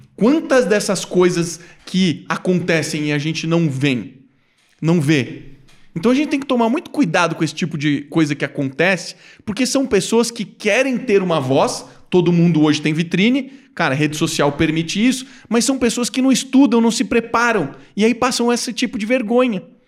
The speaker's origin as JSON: {"language": "Portuguese", "country": "Brazil", "said": "sou do Brasil"}